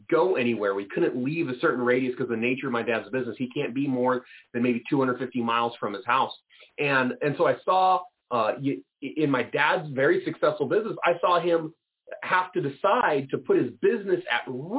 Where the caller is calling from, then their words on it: Lodi, California, United States; I'm calling in from Lodi, California, recently crowned the wine capital of the U.S. It's just north of Stockton, just south of Sacramento in the valley here.